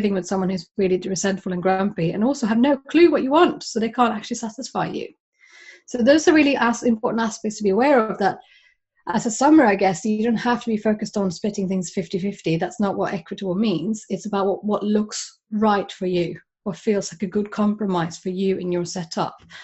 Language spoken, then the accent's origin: English; Sweden; now in United Kingdom; I'm originally from Sweden